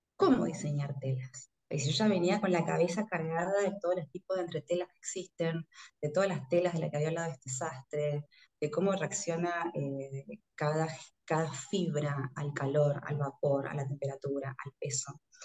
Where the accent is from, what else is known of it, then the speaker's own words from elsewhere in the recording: Orán, Salta, Argentina; moved away as an adult; now in Buenos Aires, Argentina; yo soy de Orán, que es el norte de la provincia de Salta, como mucha gente del interior que tiene que viajar para estudiar. Eh, me vine a vivir acá a Buenos Aires